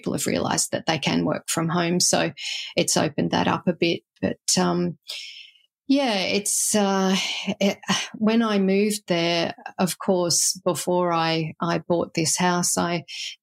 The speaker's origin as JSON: {"language": "English", "country": "Australia", "also_born_or_lived": "Illawarra, New South Wales", "lives_now": "Manyana, Australia", "said": "as an Australian"}